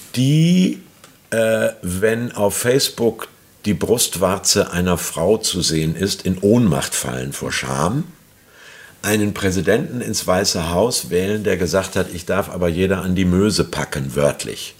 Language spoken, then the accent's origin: German; Hamburg, Germany; muss ich als Hamburger sagen